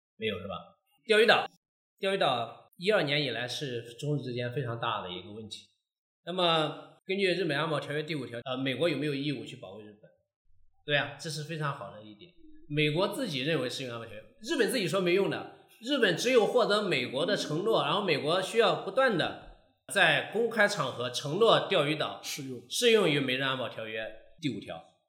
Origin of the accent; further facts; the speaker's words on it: China; also born or lived in Nagoya, Japan; 日本方面一看我是中国的身份，就拒绝